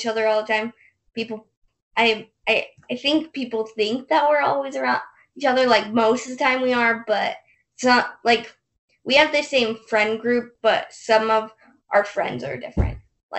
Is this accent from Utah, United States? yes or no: yes; Salt Lake City, Utah, United States; We are 17 and from Salt Lake City, Utah. So we were born conjoined at the pelvis.